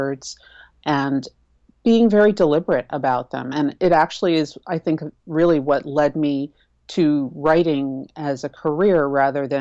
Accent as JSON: {"language": "English", "town": "New York City", "region": "New York", "country": "United States", "tie": "born or raised there", "said": "I'm originally from Manhattan, so busy is the water that I was born swimming"}